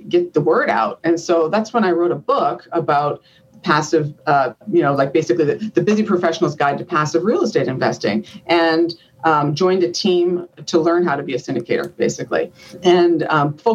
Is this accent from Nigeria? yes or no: no; Canada; moved away as an adult; now in United States; So I'm from Canada